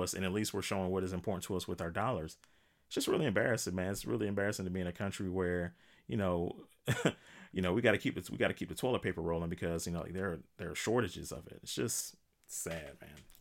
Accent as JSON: {"language": "English", "country": "United States", "said": "as an American"}